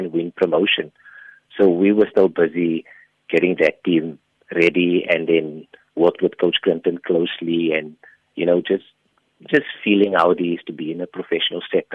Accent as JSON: {"language": "English", "town": "Port Elizabeth", "region": "Eastern Cape", "country": "South Africa", "tie": "born or raised there", "said": "came back to Port Elizabeth, my hometown, and started coaching here."}